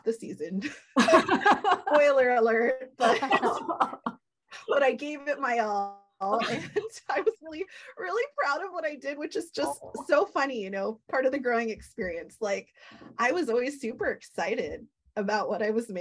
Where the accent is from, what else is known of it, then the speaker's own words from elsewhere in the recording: Hawaii, United States; growing up in Hawaii